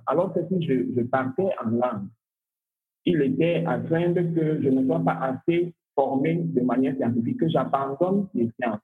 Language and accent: French; Cameroon; also born or lived in Bafia; Je suis né en 1973, je suis camerounais.